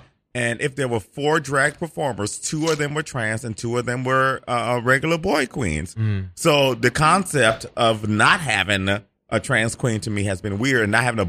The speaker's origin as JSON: {"language": "English", "region": "Midwest", "country": "United States", "tie": "born or raised there", "moved": "yes", "lives_now": "New York City, United States", "said": "growing up in the Midwest and going to the South sometimes"}